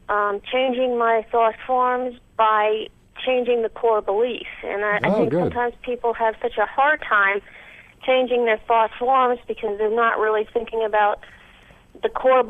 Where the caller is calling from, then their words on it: New York, United States; I'm calling from New York.